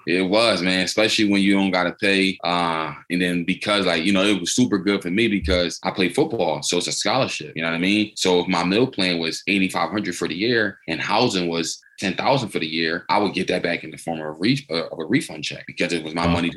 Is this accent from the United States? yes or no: yes; Philadelphia, Pennsylvania, United States; I'm from born and raised in Philadelphia.